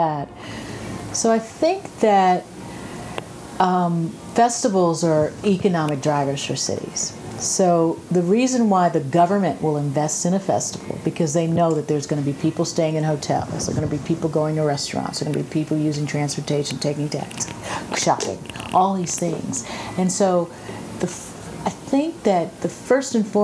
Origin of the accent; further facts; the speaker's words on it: Washington, District of Columbia, United States; I'm a Washingtonian. I grew up on Morris Road in Southeast D.C. I am a D.C. girl all the way.